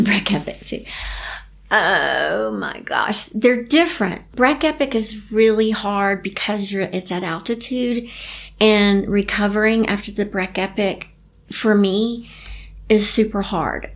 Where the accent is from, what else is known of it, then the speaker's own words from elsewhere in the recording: Chattanooga, Tennessee, United States; I grew up in Chattanooga, Tennessee